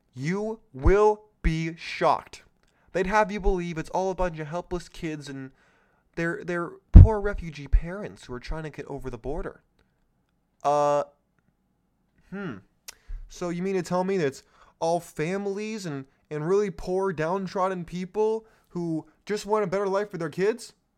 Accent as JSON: {"language": "English", "region": "California", "country": "United States", "tie": "born or raised there", "said": "my home state of California"}